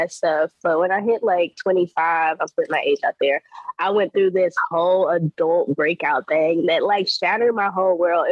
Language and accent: English; North Carolina, United States; moved away as an adult; also born or lived in the DMV; now in DMV area, United States; Born and raised in North Carolina, so a really small-town country girl.